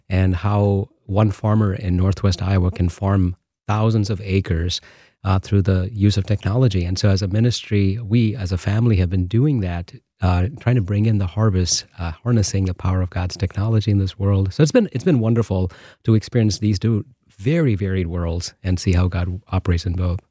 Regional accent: Bangalore, Karnataka, India; now in Holland, Michigan, United States; I'm from Bangalore

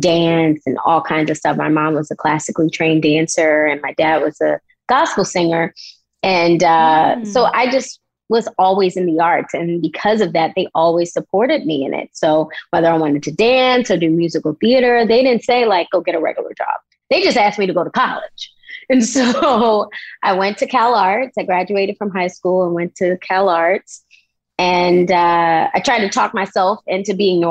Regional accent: Baltimore, Maryland, United States; moved away as an adult; also born or lived in Los Angeles, California; I was born and raised in Baltimore City

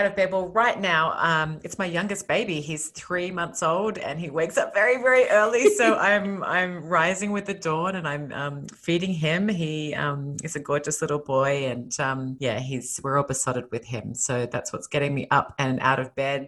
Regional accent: Sydney, New South Wales, Australia; moved away as an adult; now in Los Angeles, United States; I was born and raised in Australia, in Sydney, Australia, and I moved to Los Angeles 5 years ago now

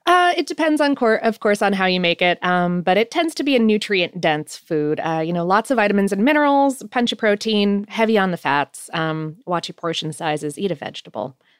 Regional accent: Ohio, United States; moved away; also born or lived in Poconos, Pennsylvania; I was born in Ohio

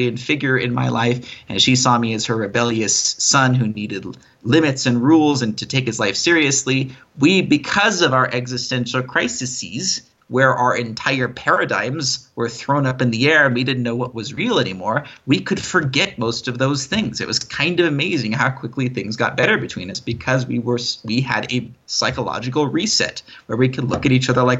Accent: United States; moved away; as an American, of course, I'm subject to many privileges that most other countries in the world find very enviable

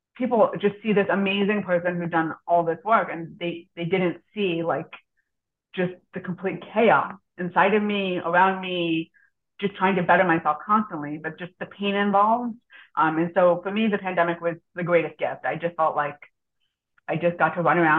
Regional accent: Missouri, United States; also born or lived in Israel; in the state of Missouri, which is where I grew up.

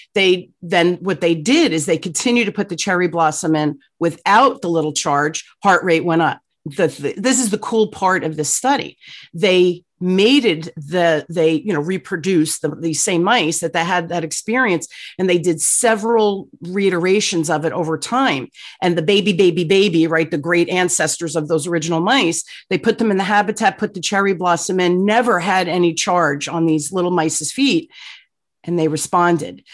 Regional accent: Newark, New Jersey, United States; I grew up in Newark, New Jersey, um, during the riot

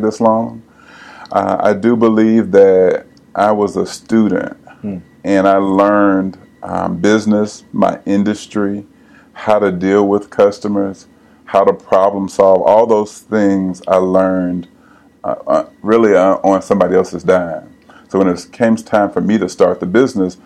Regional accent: Pensacola, Florida, United States; now in Nashville, United States; I am originally from Pensacola, born and raised. Been in Nashville now for 20 plus years.

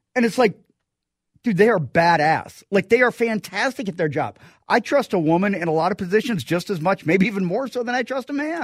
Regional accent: Minnesota, United States; growing up in Minnesota

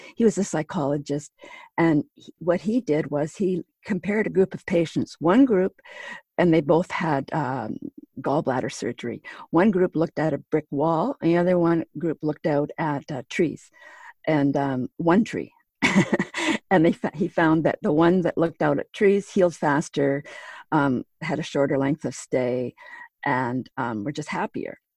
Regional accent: Pine Falls, Manitoba, Canada; moved away; my hometown, which is Pine Falls, Manitoba

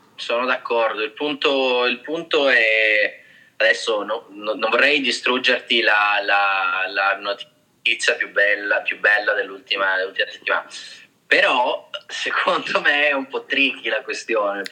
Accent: Trani, Apulia, Italy; now in China; sono tornato in Puglia, eh, perché io sono pugliese, la stessa città di Carlo, di Trani

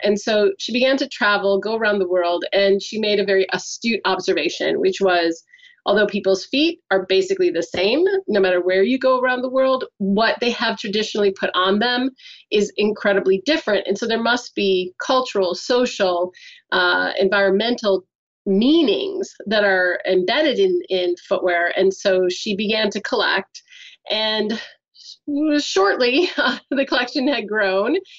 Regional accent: United States; moved away; I'm American

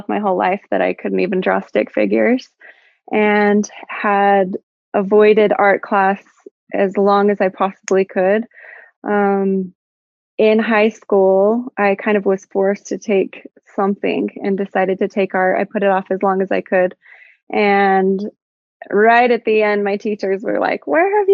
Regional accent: Clearfield, Utah, United States; I grew up in Utah, like in Clearfield area

